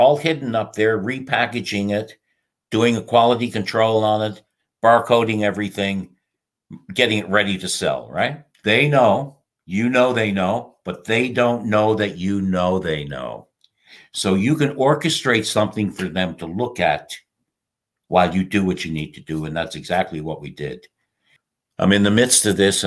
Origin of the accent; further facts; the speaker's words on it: St. John's, Newfoundland and Labrador, Canada; also born or lived in Jamaica / Colombia; I was born in St. John's, Newfoundland in Canada, which is where I am right now.